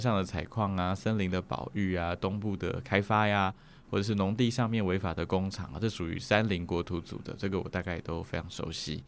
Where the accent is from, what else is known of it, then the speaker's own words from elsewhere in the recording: Hualien, Hualien County, Taiwan; moved away as an adult; also born or lived in Taipei; 就在花莲念书这样子，然后念到了高中毕业